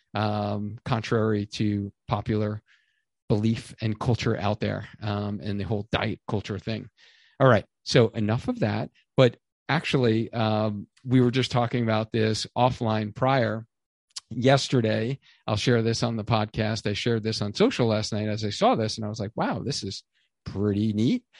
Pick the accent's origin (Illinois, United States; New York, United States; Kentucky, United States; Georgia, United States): New York, United States; moved away; being a New Yorker originally